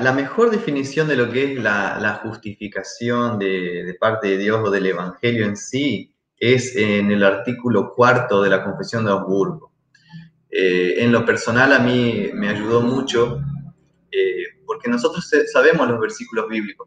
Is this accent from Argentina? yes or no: yes; Santa Fe, Argentina; moved away as an adult; also born or lived in Paraguay; now in Gualeguaychú, Argentina; yo soy de Santa Fe, soy argentino